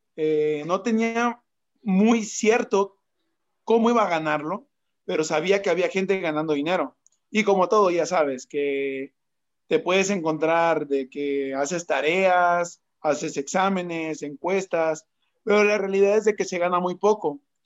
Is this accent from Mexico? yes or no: yes; Mexico; Soy marquetero, soy mexicano